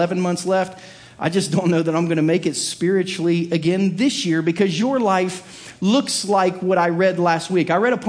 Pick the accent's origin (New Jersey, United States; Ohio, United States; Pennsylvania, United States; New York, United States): Ohio, United States; Southern; growing up in Southern Ohio